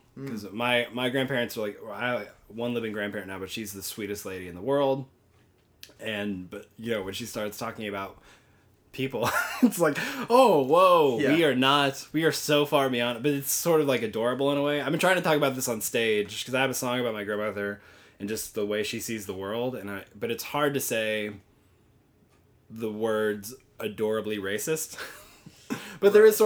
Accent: the South, United States; I was raised in the South

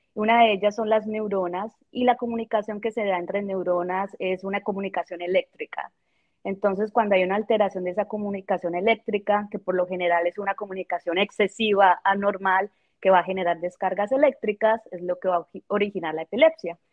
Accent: Colombia; moved away as an adult; also born or lived in Bogotá; now in Kansas, United States; yo soy de Colombia

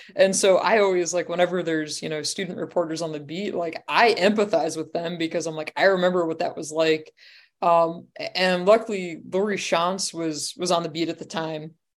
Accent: Pennsylvania, United States; I'm from Pennsylvania, but I didn't grow up on Penn State

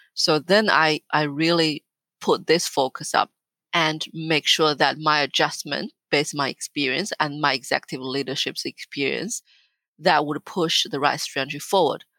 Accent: northern China, China; moved away as an adult; also born or lived in Australia; now in Melbourne, Australia; I was born and raised and educated in China

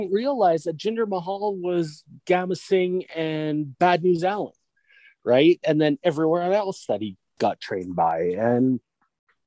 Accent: Canada; we're Canadian, we trained with the Hearts

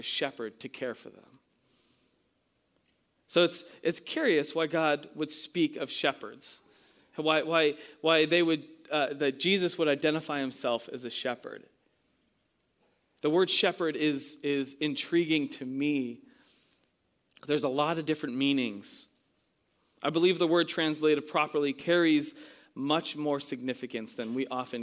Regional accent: New England, United States; moved away; I'm from New England

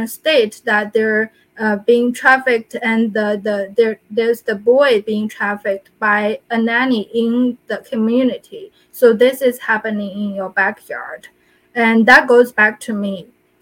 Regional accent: China; moved away; I'm from China

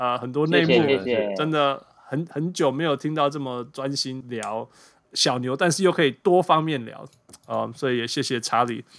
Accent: Canada; 这是我们加拿大人的新英雄。

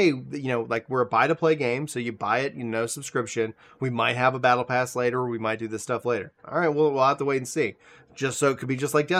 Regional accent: Nacogdoches, Texas, United States; I grew up, I was born out in East Texas, Nacogdoches, for anybody who knows the area. Neck of nowhere, all the land of tall women and virgin pines

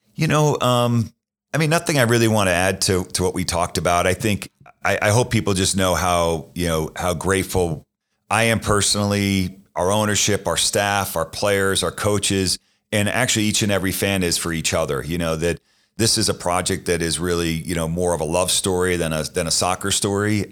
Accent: Boston, Massachusetts, United States; moved away; I grew up in Boston

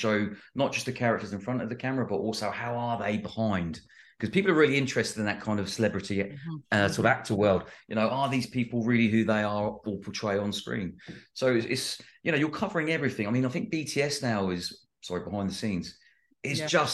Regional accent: United Kingdom; I'm British

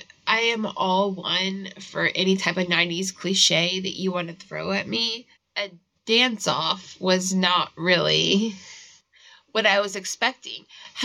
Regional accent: Virginia, United States; We're from Virginia

